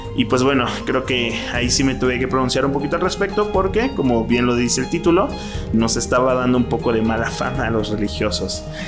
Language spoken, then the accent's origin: Spanish; Mexico; moved away as an adult; now in Mexico City, Mexico; Yo soy mexicano, pero soy de una provincia de, México